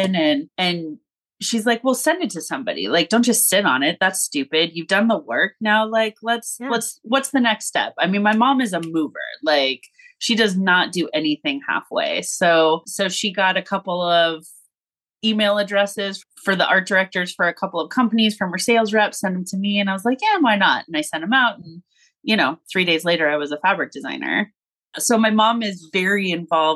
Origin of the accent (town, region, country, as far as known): Los Angeles, California, United States; born or raised there; moved away as an adult; now in Kansas City area, United States